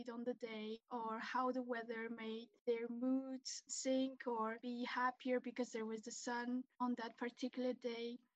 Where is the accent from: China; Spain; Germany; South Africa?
Spain; also born or lived in Brussels, Belgium; I grew up in Spain and we lived in Brussels, Belgium for about five years.